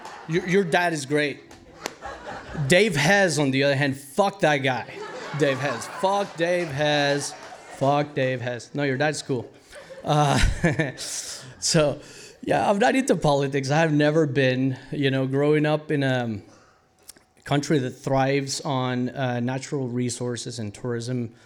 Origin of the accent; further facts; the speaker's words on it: Costa Rica; moved away as an adult; now in United States; I was born and raised in Costa Rica.